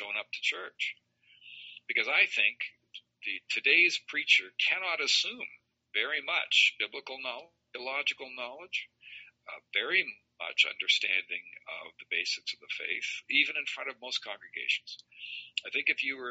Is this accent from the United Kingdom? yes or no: no; Ontario, Canada; moved away as an adult; also born or lived in Alberta / Chicago / Iowa / Manitoba; I was raised in Ontario and went through public schools